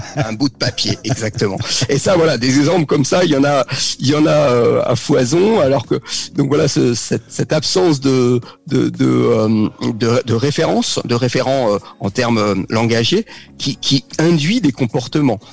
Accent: Paris region, Île-de-France, France; moved away as an adult; also born or lived in Normandy / Tours / French Polynesia; now in Bordeaux, France; je suis né en Normandie, j'ai vécu euh, toute ma jeunesse jusqu'au bac en région parisienne.

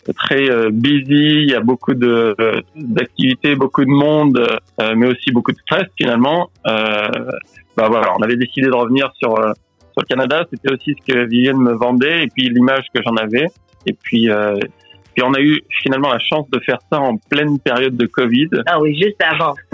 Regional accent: Nouvelle-Aquitaine, France; moved away as an adult; also born or lived in Tokyo, Japan; moi, je viens euh, de la Creuse en France. Euh, et puis, bah, je me suis expatrié vers 24 ans.

